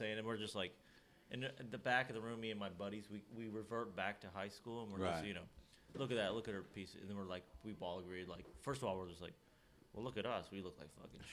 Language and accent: English; Lexington, Kentucky, United States; all my family is actually from Nashville, although I grew up in Kentucky